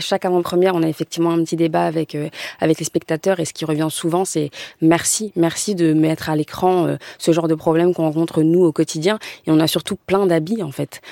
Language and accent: French; Creil, Hauts-de-France, France; je suis née à, du à Creil et j'habite toujours, donc c'est en Picardie